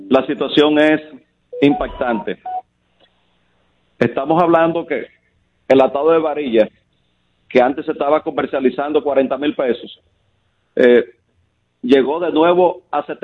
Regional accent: Dominican Republic; nosotros como República Dominicana

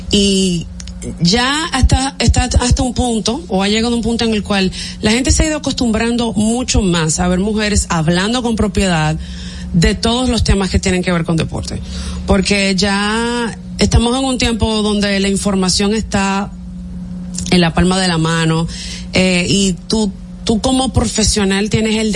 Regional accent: Santo Domingo, Distrito Nacional, Dominican Republic; Yo soy de aquí, de Santo Domingo.

